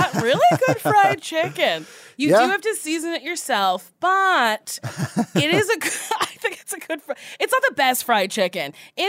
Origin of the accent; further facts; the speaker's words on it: New Jersey, United States; I'm from Jersey